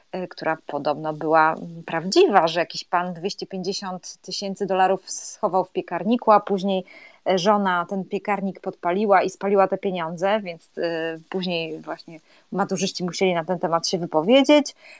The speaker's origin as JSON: {"language": "Polish", "town": "Gdańsk", "region": "Pomeranian Voivodeship", "country": "Poland", "said": "u nas w Gdańsku"}